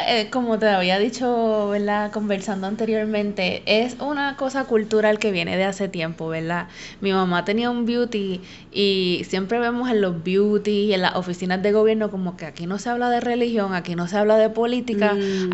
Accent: Puerto Rico; moved away; como boricua

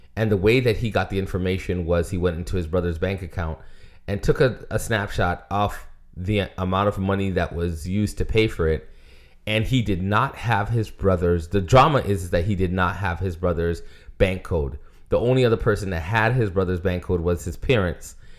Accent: United States

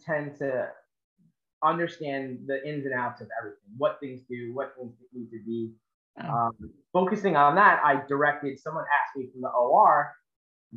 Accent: Long Island, New York, United States; moved away as an adult; now in Charleston, United States; I'm born and raised on Long Island, New York

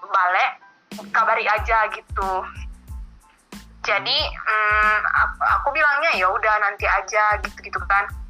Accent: Batam, Riau Islands, Indonesia; Uh, aku berasal dari

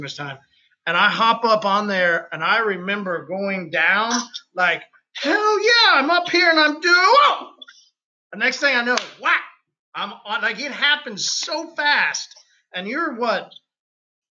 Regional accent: Oklahoma, United States; I'm from Oklahoma.

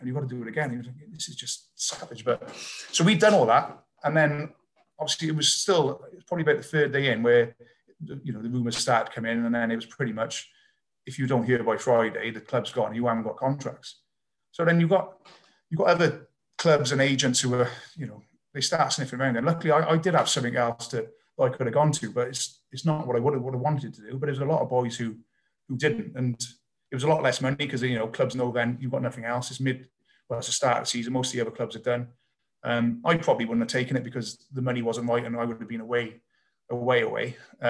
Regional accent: Wales, United Kingdom; So I'm not English qualified. I'd searched, my mum even tried to argue the case with the RFU that Monmouthshire used to be part of England. But I've got no English in me. I've only got, my great grand was Irish, but that still didn't work. So I am 100% fully Welsh.

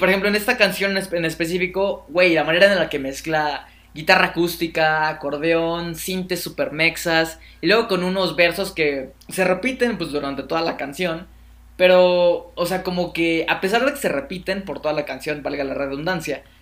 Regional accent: Mexico City, Mexico; Yo soy de la CDMX

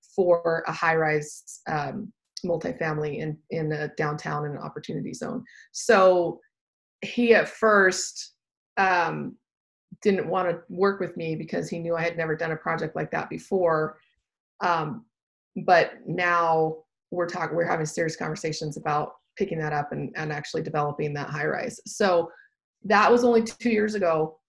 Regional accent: Austin, Texas, United States; And then we're from Austin, so I'd look in like San Antonio, that kind of place.

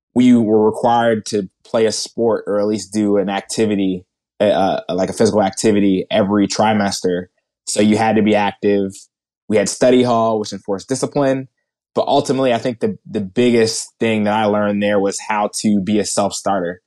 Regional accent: outside of Philadelphia, New Jersey, United States; I grew up in New Jersey. Outside of Philadelphia

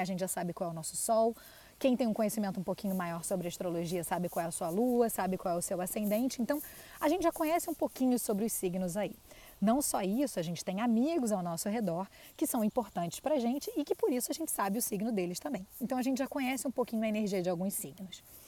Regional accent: Brazil; Nós que nascemos no Brasil

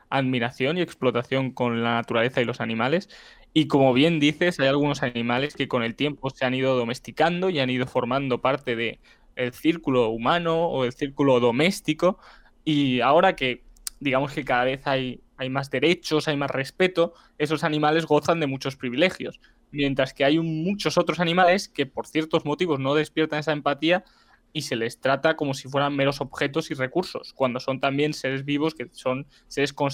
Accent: Spain; Soy de España

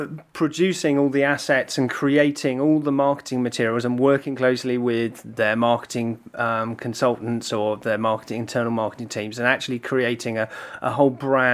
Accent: Ballymena, Northern Ireland, United Kingdom; accent: Northern Irish; now in Brentwood, United Kingdom; I'm an Ulsterman. I'm actually born and brought up originally from a little place called Ballymena.

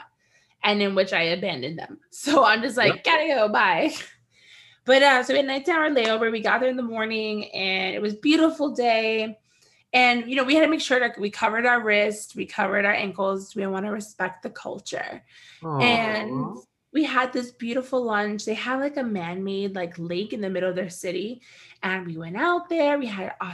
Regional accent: United States; as an American in the Middle East

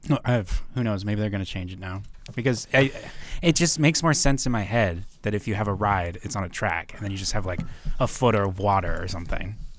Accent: North Dakota, United States; born and raised in North Dakota

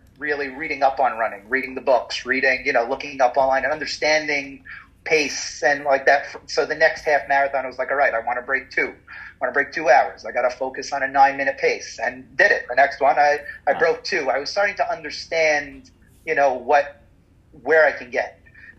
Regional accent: New York City, New York, United States; I grew up on Avenue S.

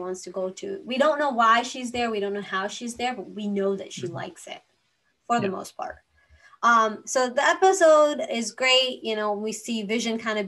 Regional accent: India; moved away; so I grew up in India

